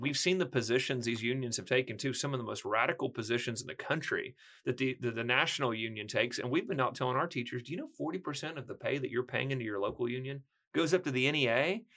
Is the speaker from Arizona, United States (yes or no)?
no; small rural town near McAlester, Oklahoma, United States; also born or lived in Arkansas; That's where I was from